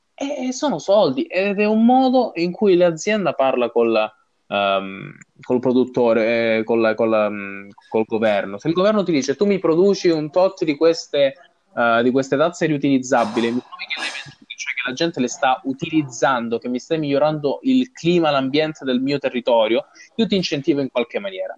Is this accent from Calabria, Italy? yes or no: yes; Placanica, Calabria, Italy; moved away; quando si fa sera a Placanica, dove non, sono, dove non c'è inquinamento eh, luminoso